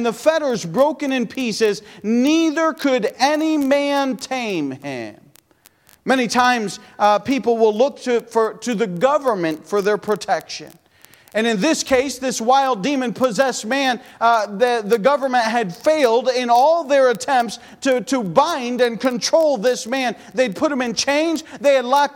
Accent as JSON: {"language": "English", "country": "United States", "said": "I'm American as American can be"}